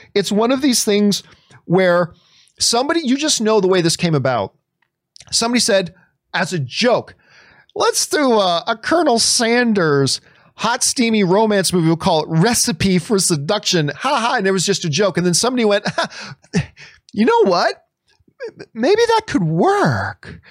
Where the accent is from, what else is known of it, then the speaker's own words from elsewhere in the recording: Canada; I'm from Canada